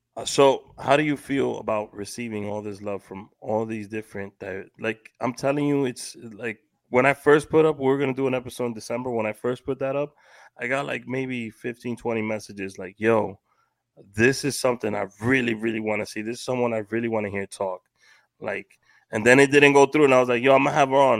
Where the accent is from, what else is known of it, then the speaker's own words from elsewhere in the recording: New York City, New York, United States; As a kid growing up in Washington Heights